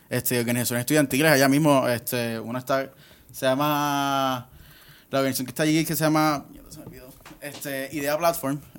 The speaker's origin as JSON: {"language": "Spanish", "town": "Guaynabo", "country": "Puerto Rico", "tie": "born or raised there", "also_born_or_lived": "Bayamón / Mayagüez", "said": "nací en Bayamón, pero me crié en Guaynabo."}